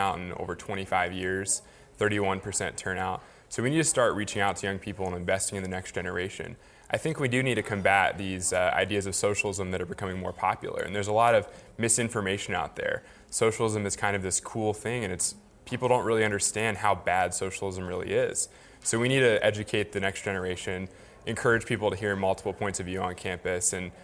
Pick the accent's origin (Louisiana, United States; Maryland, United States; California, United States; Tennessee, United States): Maryland, United States; Frederick; also born or lived in Washington, D.C.; I grew up in Frederick, Maryland